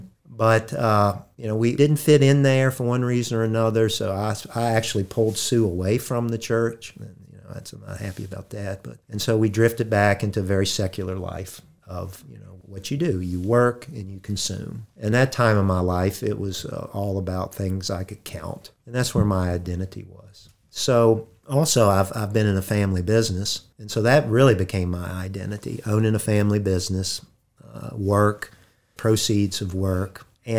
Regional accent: Harrisonburg, Virginia, United States; born there; I was born in Harrisonburg

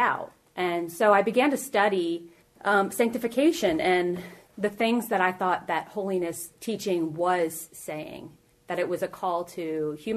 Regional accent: Northern Virginia, United States; also born or lived in Ohio / Richmond, Virginia; now in Grottoes, United States; I grew up in Northern Virginia.

